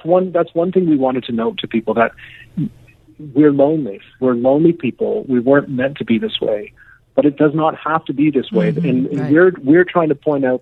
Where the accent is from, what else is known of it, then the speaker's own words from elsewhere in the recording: Canada; as a Canadian